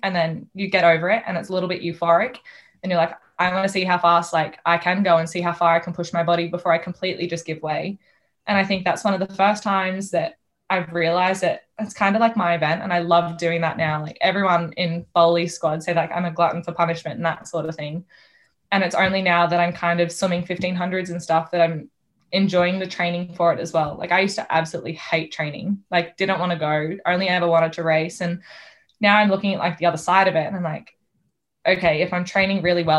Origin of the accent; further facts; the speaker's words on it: New South Wales, Australia; So I'm from New South Wales and I'm not going to be able to see my pa, which is sad, or my mum's sister.